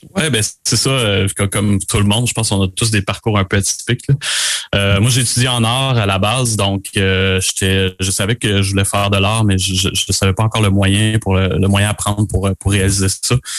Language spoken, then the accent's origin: French; Beauce, Quebec, Canada; moved away; also born or lived in Montreal, Canada / Eastern Townships, Quebec; Je viens de la Bosse originalement